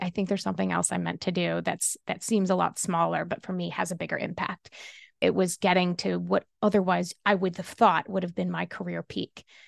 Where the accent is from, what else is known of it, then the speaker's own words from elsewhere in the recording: Kentucky, United States; I grew up in Kentucky